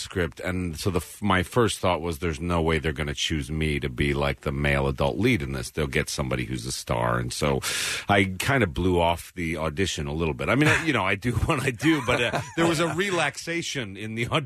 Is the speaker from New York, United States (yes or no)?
yes; White Plains, New York, United States; I'm from White Plains, New York.